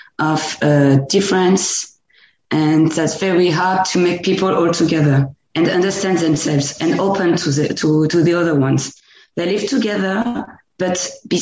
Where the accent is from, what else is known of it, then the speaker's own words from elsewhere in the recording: Normandy, France; English is a second language; moved away as an adult; now in near Paris, France; I don't come from Paris, actually. I come from Normandy, and that's a country place